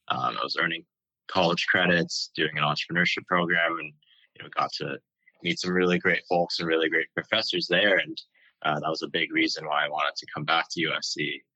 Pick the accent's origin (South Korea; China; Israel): China; Beijing; also born or lived in California / Hong Kong; now in United States; I was born here in California, but spent most of my childhood in Beijing and Hong Kong.